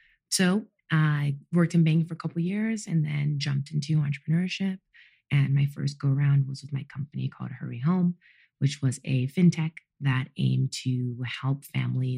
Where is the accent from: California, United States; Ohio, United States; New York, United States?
California, United States; Los Angeles; I grew up in Los Angeles, California, to two fully Jamaican parents. So I was the first person in my family born in the United States.